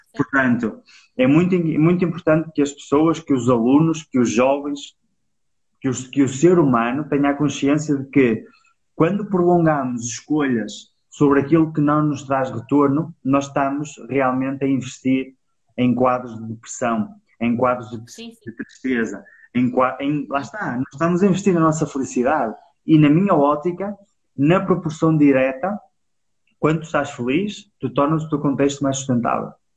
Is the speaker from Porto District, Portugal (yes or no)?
yes; Penafiel, Porto District, Portugal; Nós somos de Penafiel